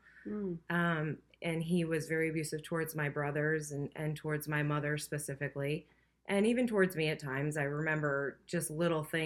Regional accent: Hartford, Connecticut, United States; I grew up in Hartford

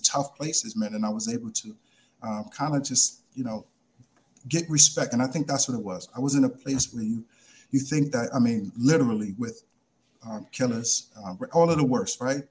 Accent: New York City, New York, United States; also born or lived in Brooklyn; 14 years old, growing up in the Bronx

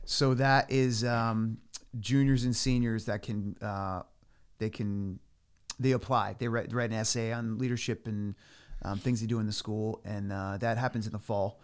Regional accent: Clinton, Connecticut, United States; now in Chester, United States; I grew up in Clinton, but I'm living in Chester now

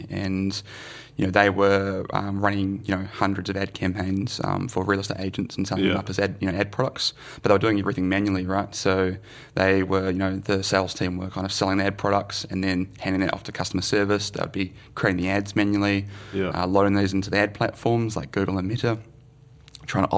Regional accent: Melbourne, Victoria, Australia; also born or lived in New Zealand; now in Wellington, New Zealand; I grew up in Melbourne.

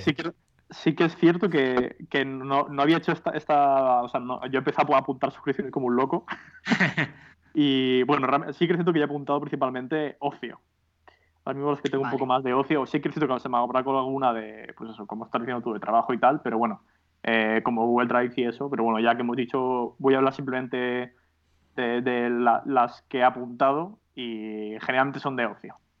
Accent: Alicante, Valencian Community, Spain; also born or lived in Madrid / United Kingdom; realmente soy de Alicante

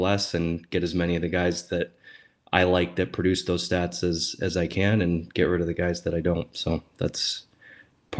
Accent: Western New York, United States; moved away as an adult; now in Washington, DC, United States; I'm from Western New York

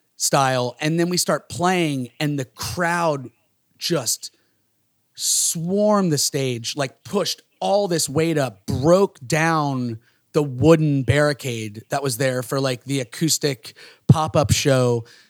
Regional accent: Florida, United States; growing up in these small towns, we're from Florida

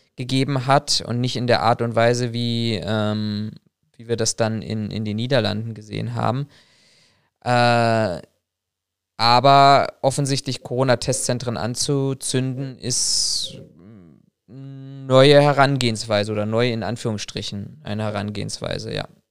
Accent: Germany; wir Deutschen

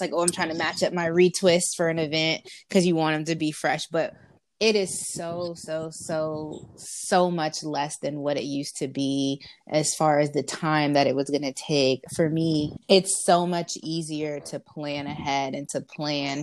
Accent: Florida, United States; moved away; I'm from Florida

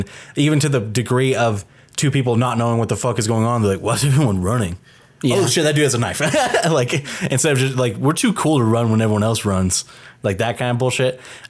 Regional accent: Canada; Actual Canadians. I am from Canada.

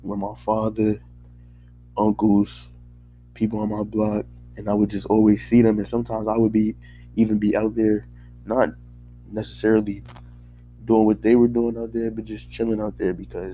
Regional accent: Paterson, New Jersey, United States; growing up in Paterson, New Jersey

